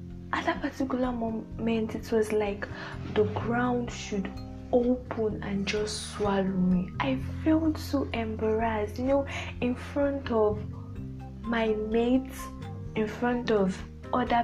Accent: Nigeria; a typical Nigerian daughter

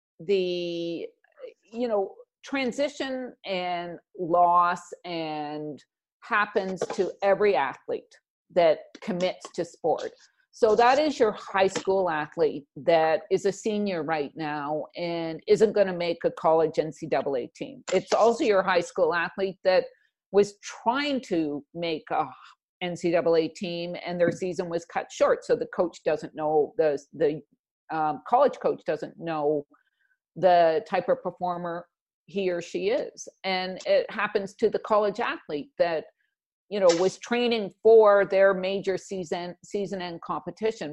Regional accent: Canada; being Canadian

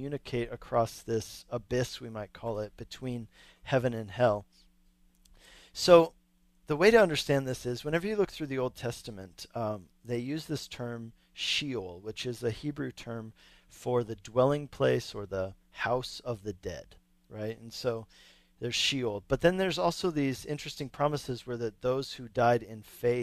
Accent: Longmont, Colorado, United States; here in my hometown of Longmont, Colorado

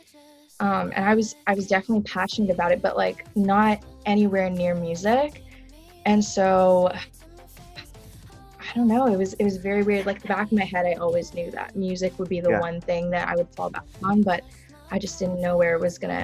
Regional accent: Malaysia; I was born in Malaysia as well

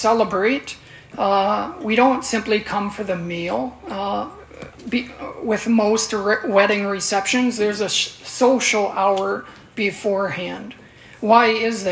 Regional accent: Minnesota, United States; we're all from Minnesota, or most of us are from Minnesota

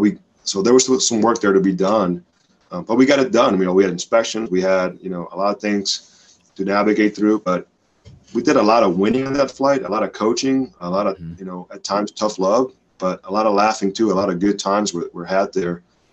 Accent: Dominican Republic; That was an everyday thing where I grew up in the Dominican Republic.

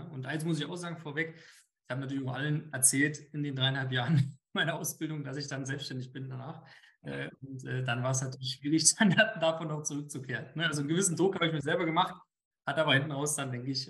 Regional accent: Brandenburg, Germany; now in Zwickau, Germany; bin ja aus dem Potsdamer Raum, Berliner Ecke, so wie Flo und ja, wir haben uns durch den Fußball kennengelernt hier in Zwickau im, ja, im Osten Deutschlands

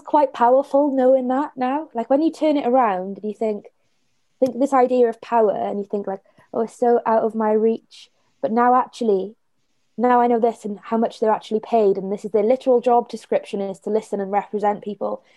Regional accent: Blackwood, Wales, United Kingdom; I'm from the Valleys and from Blackwood

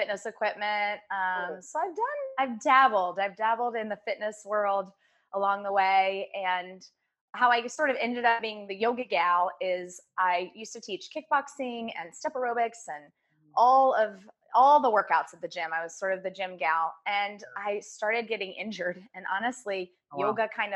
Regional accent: Virginia Beach, Virginia, United States; I grew up in Virginia Beach, very active from age two.

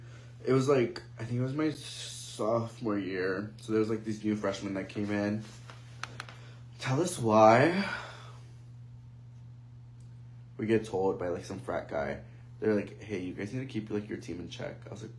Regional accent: East Los Angeles, California, United States; growing up in East

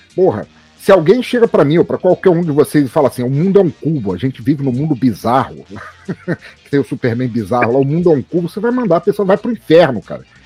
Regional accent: Rio de Janeiro, Brazil; moved away; also born or lived in Santa Catarina / Itajaí; eu morei 20 anos em Santa Catarina, mas fui criado no Rio de Janeiro, entre Vila Isabel e a Lapa

